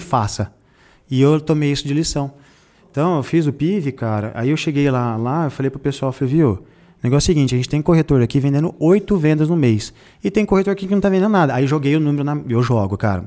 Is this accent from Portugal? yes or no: no; Jundiaí, São Paulo, Brazil; Eu também sou da periferia de Jundiaí.